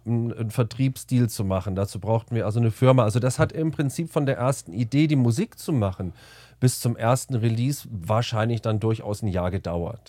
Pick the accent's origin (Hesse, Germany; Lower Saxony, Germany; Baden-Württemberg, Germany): Hesse, Germany; near Kassel; moved away as an adult; also born or lived in Bamberg; now in Munich, Germany; Ursprünglich aus der Nähe von Kassel.